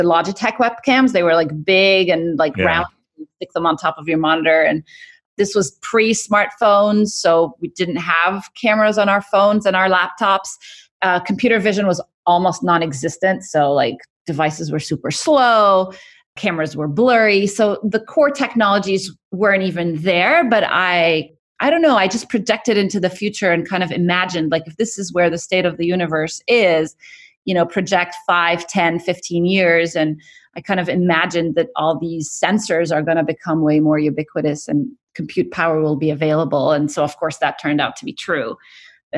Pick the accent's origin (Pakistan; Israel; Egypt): Egypt; moved away as an adult; also born or lived in Cairo, Egypt / Kuwait; now in United States; So I grew up in the Middle East. I'm originally from Egypt.